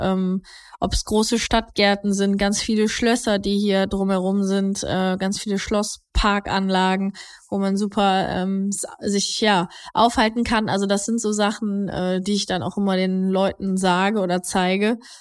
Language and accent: German; Heinsberg, North Rhine-Westphalia, Germany; nee, ich bin nicht gebürtige Mönchengladbacherin. Ich komme eigentlich aus, äh, aus Heinsberg